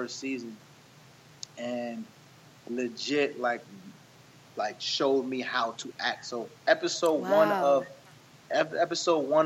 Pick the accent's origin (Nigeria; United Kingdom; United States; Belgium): Nigeria; I'm Nigerian